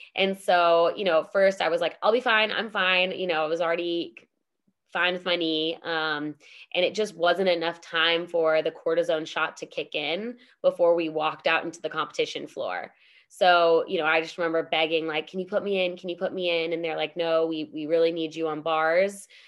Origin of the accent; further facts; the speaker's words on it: United States; being an American